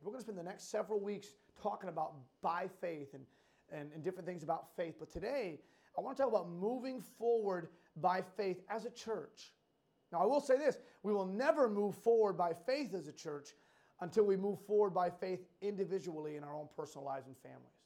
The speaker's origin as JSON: {"language": "English", "region": "Western Massachusetts", "country": "United States", "tie": "born or raised there", "said": "Growing up in Western Mass, there's a, an amusement park, Six Flags New England"}